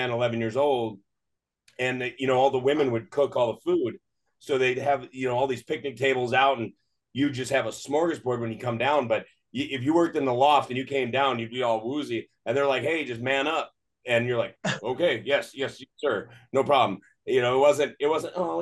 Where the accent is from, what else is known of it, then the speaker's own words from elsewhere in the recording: Northern Wisconsin, United States; now in California, United States; I grew up in Northern Wisconsin, and I grew up on a farm